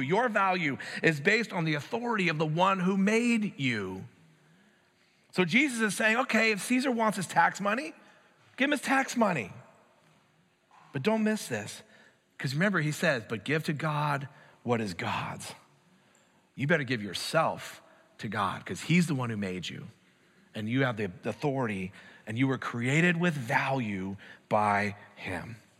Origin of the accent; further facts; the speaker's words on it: United States; I'm an American